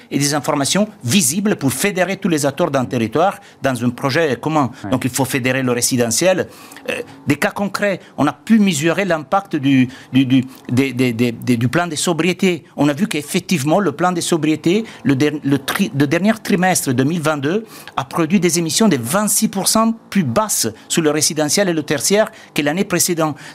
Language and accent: French; Italy; French is a second language; comme en Italie, moi je suis italien, je connais bien mon pays